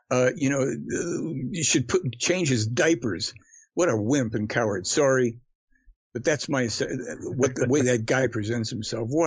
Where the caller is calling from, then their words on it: Canada; Yeah, I'm guy. calling from Canada, man. I'm sorry? I'm calling from Canada.